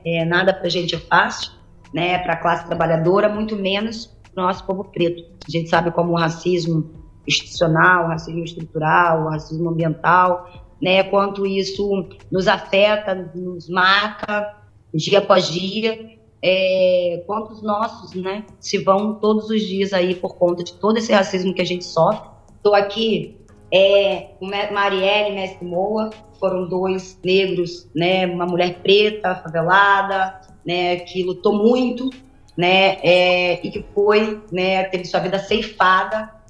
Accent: Paraty, Rio de Janeiro, Brazil; nascida e criada aqui no Quilombo Campinho da Independência

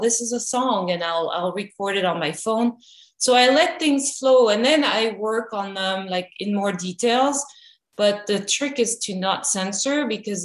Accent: France; now in Los Angeles, United States; I grew up in France

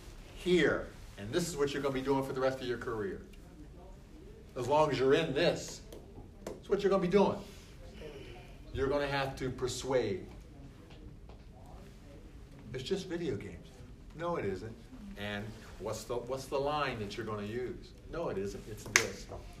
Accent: Philadelphia, Pennsylvania, United States; Yeah, because the wife. I'm from Philadelphia.

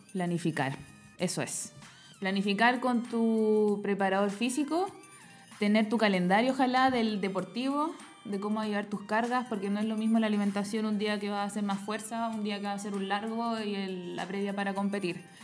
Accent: Los Andes, Valparaíso, Chile; yo volví a Los Andes, que es donde yo soy, mi pueblo natal

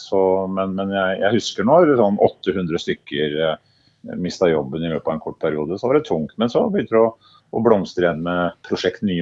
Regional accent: Herøya, Telemark, Norway; flytta ut etter hvert, men er hjemme og beskuer eh, Norges navle, Herøya.

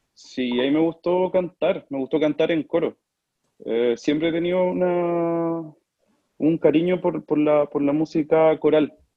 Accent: Talca, Maule, Chile; also born or lived in Argentina / Milan, Italy; soy de Talca, eh, me considero talquino, pese a que no nací en Talca, soy argentino.

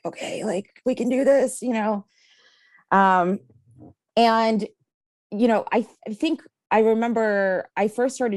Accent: Kyiv, Ukraine; now in Philadelphia, United States; I was actually born in Kiev, Ukraine, and immigrated here. It'll be 28 years in about 10 days.

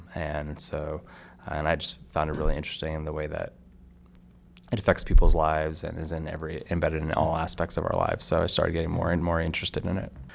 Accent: Stamford, Connecticut, United States; where I grew up in Stamford, Connecticut

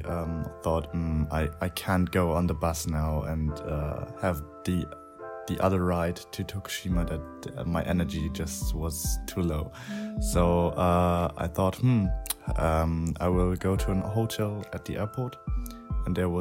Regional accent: Germany; I'm from Germany. I live in a little town between Frankfurt and Heidelberg in the mid of Germany

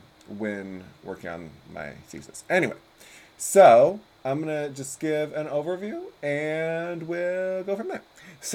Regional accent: United States; being American

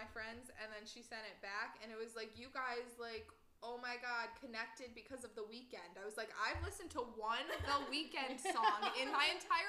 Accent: Albany, United States; I'm from Albany.

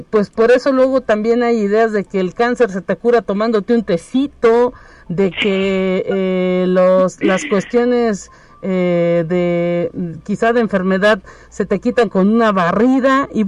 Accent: Mexico; Somos los mexicanos un pueblo que a lo mejor tiene mucha tradición y es muy valioso

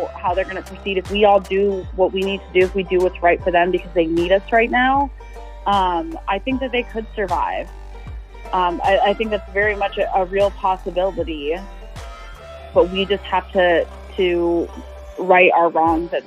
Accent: Ohio, United States; growing up in Ohio

